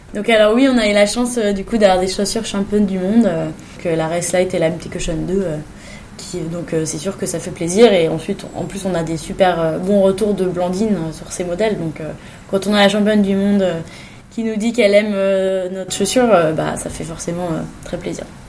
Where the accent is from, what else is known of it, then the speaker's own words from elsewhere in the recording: Fontainebleau, Île-de-France, France; also born or lived in Italy; Je viens du, de Fontainebleau, dans le sud de Paris